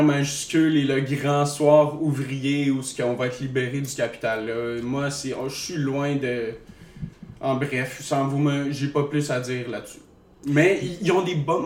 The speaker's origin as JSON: {"language": "French", "region": "Eastern Quebec", "country": "Canada", "said": "je viens de l'Est de Québec"}